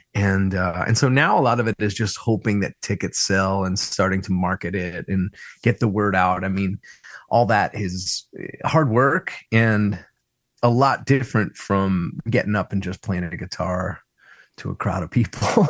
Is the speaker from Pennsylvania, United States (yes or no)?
yes; Philadelphia, Pennsylvania, United States; I grew up in Roxborough